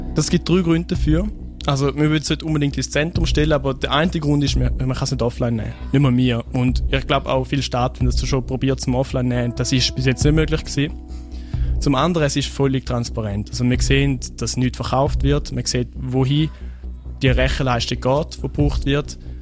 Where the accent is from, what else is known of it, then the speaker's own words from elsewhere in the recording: Switzerland; ich bin in Wiel aufgewachsen